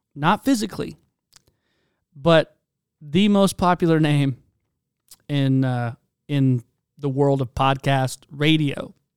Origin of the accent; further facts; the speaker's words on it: Charleston, South Carolina, United States; moved away; also born or lived in Spokane, Washington; I'm from Charleston, South Carolina